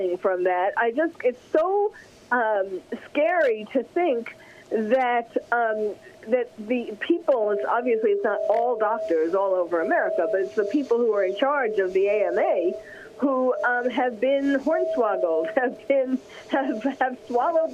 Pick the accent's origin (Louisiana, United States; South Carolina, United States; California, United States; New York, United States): New York, United States; New York City; I'm from New York, from New York City